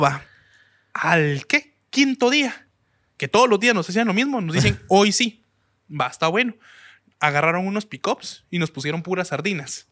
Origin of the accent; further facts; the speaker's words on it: Guatemala City, Guatemala Department, Guatemala; now in United States; De la capital